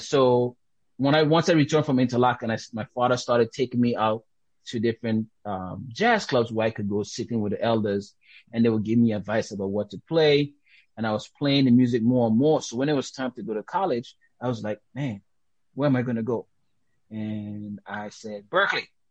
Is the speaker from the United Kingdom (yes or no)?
no; U.S. Virgin Islands; accent: Caribbean; also born or lived in Dominica; now in United States; Grew up in St. Thomas